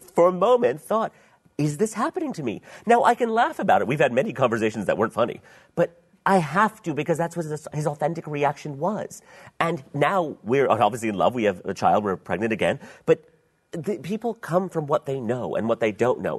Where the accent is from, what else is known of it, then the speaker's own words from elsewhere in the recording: Pakistan; I was from Pakistan